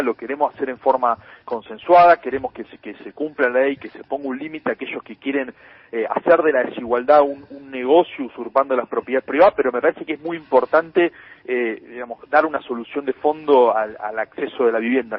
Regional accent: Lomas de Zamora, Buenos Aires Province, Argentina; Yo vengo de, de Lomas de Zamora

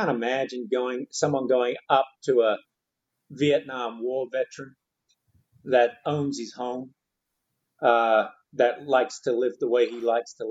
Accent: Australia; now in United States; I'm from Australia and thank God I can go back there

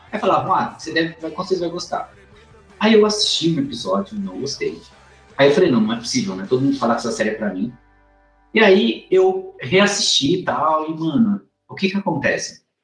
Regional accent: Northeast Region, Brazil; eu sou, eu sou nordestino.

